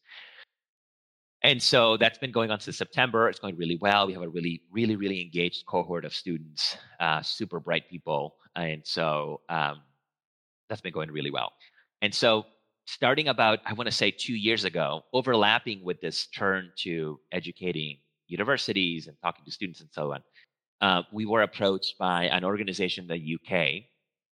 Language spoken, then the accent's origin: English; Venezuela; first language Spanish; English is a second language; moved away; I'm a native Spanish speaker. I'm from Venezuela